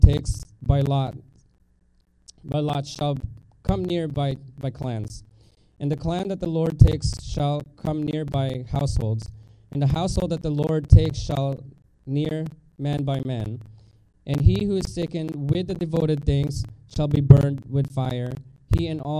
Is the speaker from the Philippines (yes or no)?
yes; Philippines; moved away; I grew up in Philippines